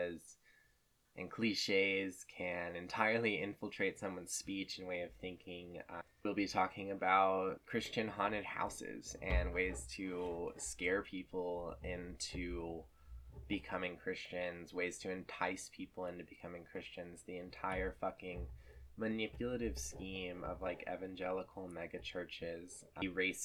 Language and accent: English; Lynchburg, Virginia, United States; my experience growing up in Thomas Road Baptist Church around Liberty University and the Falwell family